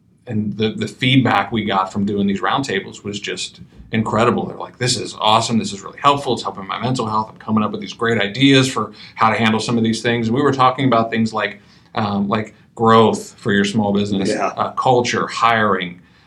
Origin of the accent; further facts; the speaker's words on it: Midwest, United States; I'm from the Midwest.